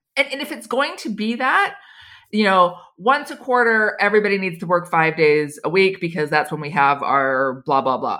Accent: United States; moved away as an adult; now in Switzerland; as an American

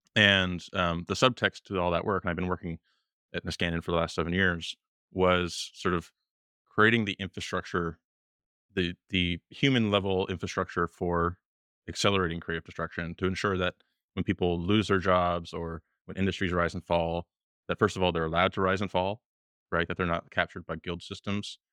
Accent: Canada; moved away as an adult; now in Washington, D.C., United States; I was born in Canada

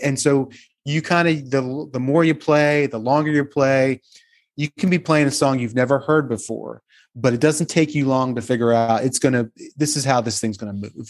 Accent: just outside of Atlantic City, New Jersey, United States; I'm from just outside of Atlantic City

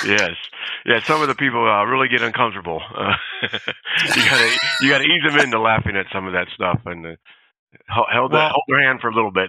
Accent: California, United States; Well, I grew up in California. I was a Navy brat.

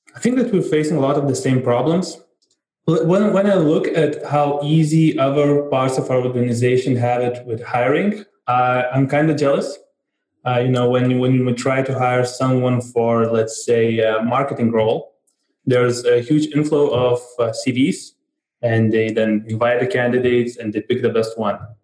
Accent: Vilnius, Vilnius County, Lithuania; I come from Vilnius, Lithuania

